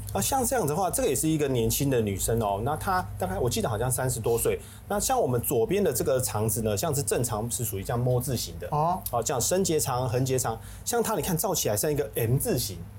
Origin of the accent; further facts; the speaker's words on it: Taiwan; 我们台湾人